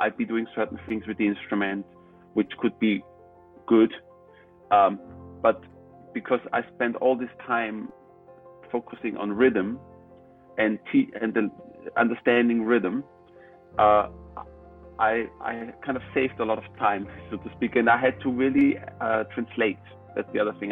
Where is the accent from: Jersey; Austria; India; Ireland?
Austria; I was born in Austria